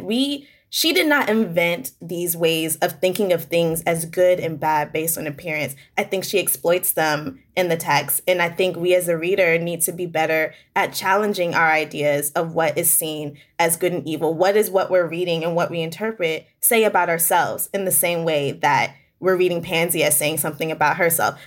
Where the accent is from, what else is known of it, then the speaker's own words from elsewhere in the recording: Hampton, Virginia, United States; I'm from Virginia. I'm from Hampton, Virginia.